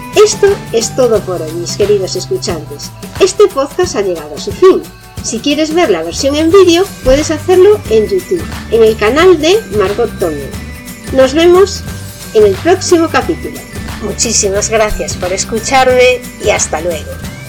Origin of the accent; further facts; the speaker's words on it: Spain; Aquí en España